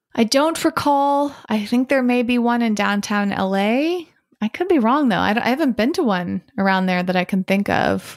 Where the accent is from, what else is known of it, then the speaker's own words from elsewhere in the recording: Massachusetts, United States; I am from Massachusetts and I am currently in Massachusetts.